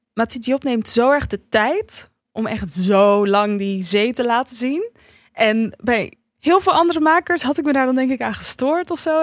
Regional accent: Netherlands; ik ben opgegroeid in Nederland

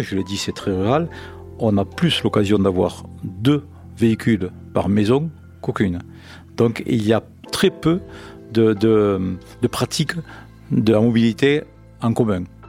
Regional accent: Mauvezin, Occitania, France; je suis né ici à Mauvezin, ça fait un certain nombre d'années

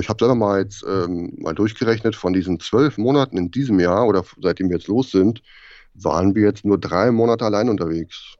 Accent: Germany; moved away; als Deutscher bist du total vorbelastet mit dem ganzen bürokratischen Blödsinn

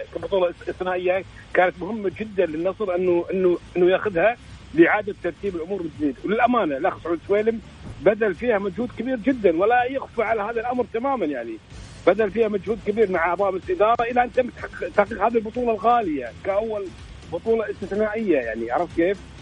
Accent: Kuwait; عندنا في الكويت

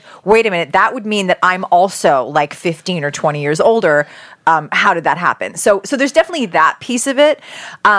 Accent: Canada; now in United States; I'm Canadian

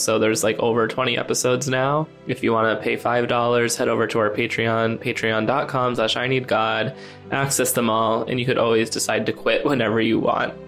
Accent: Scranton, Pennsylvania, United States; now in New York, United States; Scranton, Pennsylvania

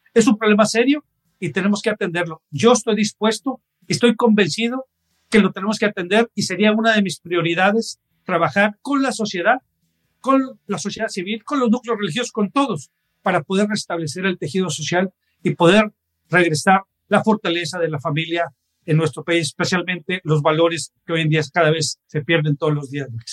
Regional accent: Mexico; todos como mexicanos

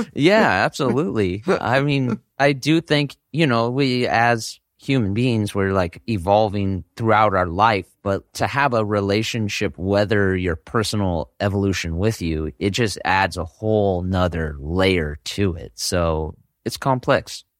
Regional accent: Bay Area, Northern California, United States; I grew up in Northern California in the Bay Area region

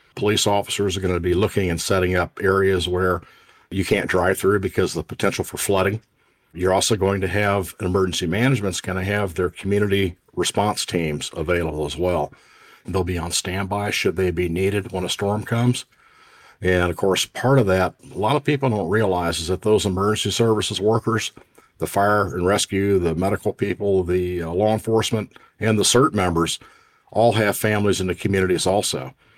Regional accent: Indiana, United States; I grew up in the Midwest and remember tornadoes quite well and, and the annual tornadic activity we would have in Indiana

